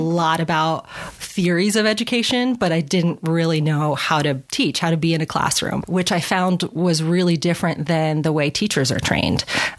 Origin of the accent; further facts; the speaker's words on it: New York, United States; also born or lived in Alaska / Washington / Arizona / California; So I am from New York originally, and I've kind of lived all over the place. I lived in Alaska, in Washington State, in Arizona, California.